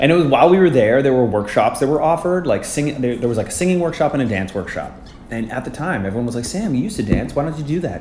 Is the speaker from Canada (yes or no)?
yes; Winnipeg, Manitoba, Canada; moved away as an adult; now in New York, United States; I grew up in Winnipeg, Manitoba, which is a city uh, north of Fargo in Canada.